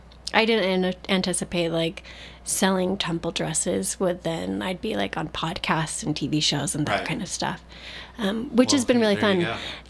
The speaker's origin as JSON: {"language": "English", "region": "New York", "country": "United States", "tie": "born or raised there", "said": "I grew up in New York around lots of non-Mormons"}